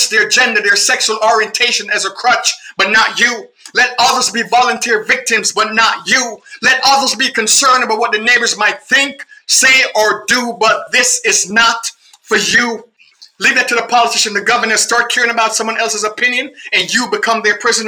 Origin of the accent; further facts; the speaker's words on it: Jamaica; I'm a Jamaican